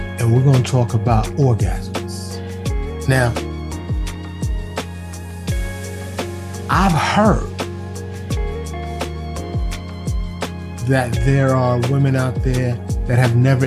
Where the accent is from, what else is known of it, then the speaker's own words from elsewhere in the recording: New York City, New York, United States; now in Dallas, United States; born and raised in New York City, but I live in Dallas, outside of Dallas now